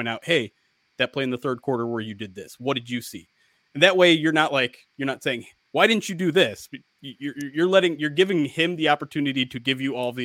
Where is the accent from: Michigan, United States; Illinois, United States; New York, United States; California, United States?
Michigan, United States; I grew up in Michigan